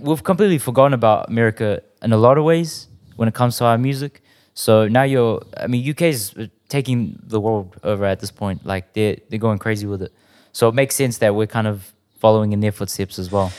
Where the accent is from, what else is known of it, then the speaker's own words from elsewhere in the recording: South Auckland, New Zealand; growing up around South, you'd hear people saying that's ammo